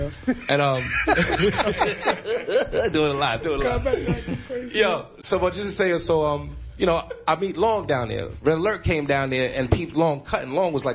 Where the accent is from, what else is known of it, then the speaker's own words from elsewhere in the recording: New York City, New York, United States; also born or lived in North Carolina; I'm from Astoria Projects.